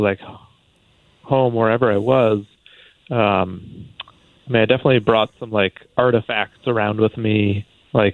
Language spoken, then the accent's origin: English; Connecticut, United States; moved away; also born or lived in China; growing up in Connecticut, I think my sense of home was very rooted in the physical space there